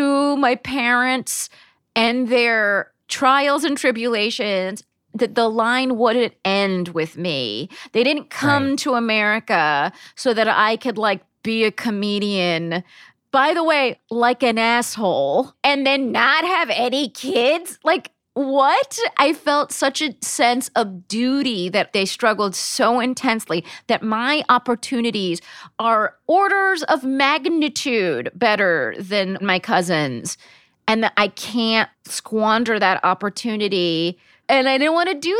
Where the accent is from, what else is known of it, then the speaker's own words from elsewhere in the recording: Palm Springs, California, United States; I grew up in Palm Springs, California, which is in fact a resort town